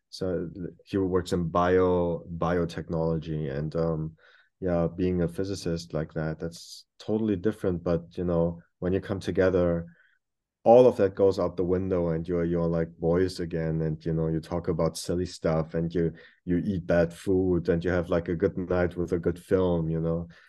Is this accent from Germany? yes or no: yes; Germany; first language German; English is a second language; moved away as an adult; also born or lived in New York; now in South Korea; being born and raised in Germany and having lived in New York for close to seven years and now being back in Korea, ultimately German was my first language